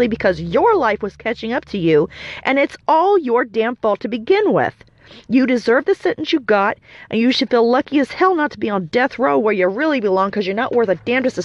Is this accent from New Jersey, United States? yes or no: no; Indianapolis, Indiana, United States; I'm from Indianapolis